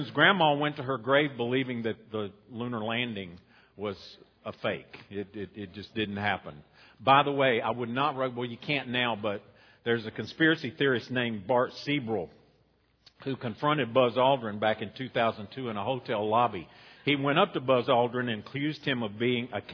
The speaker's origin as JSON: {"language": "English", "town": "Boone", "region": "North Carolina", "country": "United States", "tie": "born or raised there", "moved": "yes", "lives_now": "Roxboro, United States", "said": "When I grew up in Boone"}